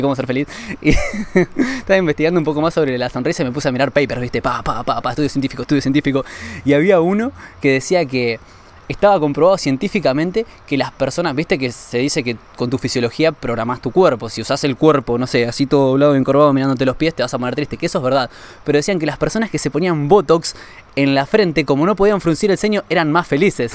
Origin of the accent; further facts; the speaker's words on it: Argentina; como ciudadano europeo y no como argentino